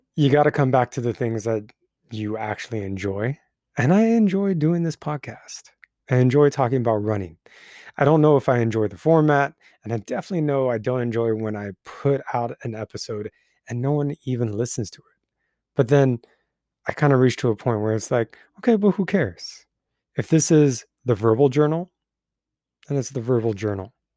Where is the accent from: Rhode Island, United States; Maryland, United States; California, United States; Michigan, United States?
California, United States; Twentynine Palms; moved away; the land that my hometown lives on